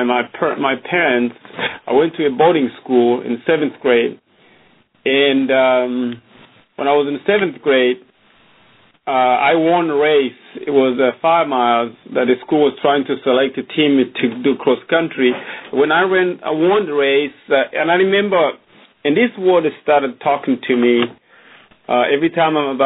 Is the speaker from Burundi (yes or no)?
yes; Burundi; now in Austin, United States; I was born in Burundi, in a small country